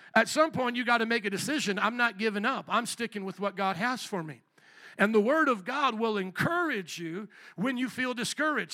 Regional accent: United States; we as the American people

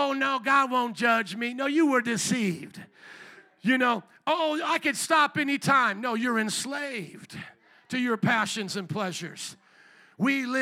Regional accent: Chicago, Illinois, United States; I'm from Chicago

